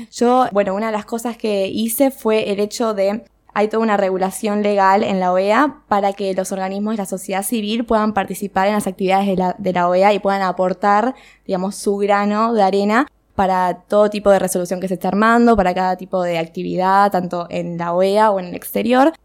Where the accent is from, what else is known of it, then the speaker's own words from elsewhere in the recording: Argentina; éramos cuatro argentinas